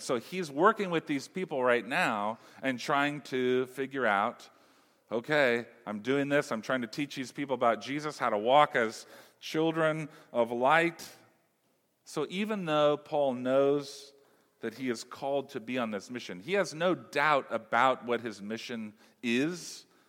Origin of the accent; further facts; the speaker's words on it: Humboldt, California, United States; I'm from Humboldt